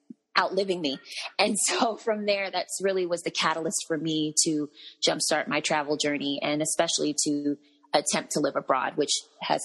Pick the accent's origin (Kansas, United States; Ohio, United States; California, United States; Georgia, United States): Georgia, United States; Marietta; moved away as an adult; also born or lived in Atlanta, Georgia; now in Orlando, United States; I grew up in Marietta, Georgia, which is, of course, north of Atlanta. And I actually, I have not lived in too many places. I was born and raised there